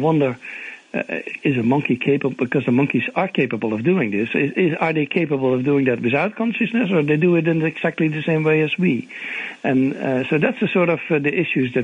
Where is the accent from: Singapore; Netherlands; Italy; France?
Netherlands; English is a second language; moved away as an adult; now in Atlanta, United States; my origin is I'm from the Netherlands, but I came already more than 30 years ago.